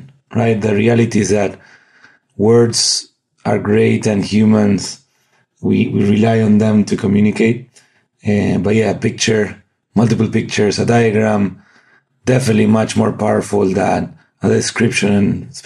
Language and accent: English; Argentina; moved away as an adult; I'm from Argentina originally